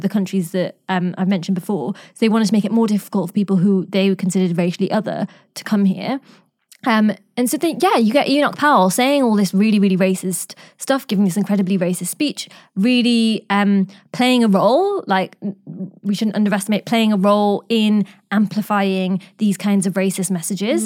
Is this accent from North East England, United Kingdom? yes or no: yes; Newcastle upon Tyne, North East England, United Kingdom; I grew up in Newcastle